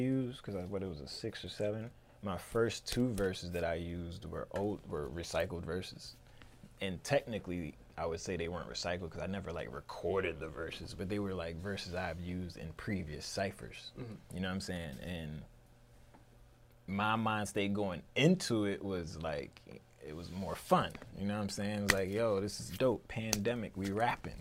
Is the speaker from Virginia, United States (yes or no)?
yes; Newport News, Virginia, United States; moved away as an adult; now in Richmond, United States; I'm from Newport News. I graduated high school in 2003.